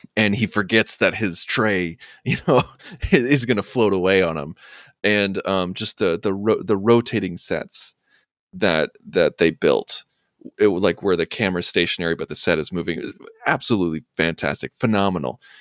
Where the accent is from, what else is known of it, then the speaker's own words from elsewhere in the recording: Urbana, Illinois, United States; I was born and raised in Urbana, Illinois